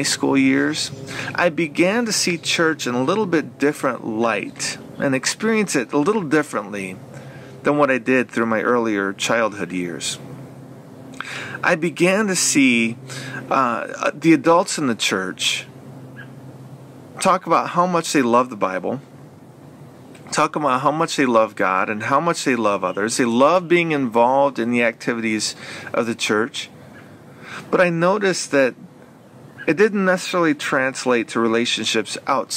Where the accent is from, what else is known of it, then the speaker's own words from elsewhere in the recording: Flint, Michigan, United States; I was born and raised right here in Flint, Michigan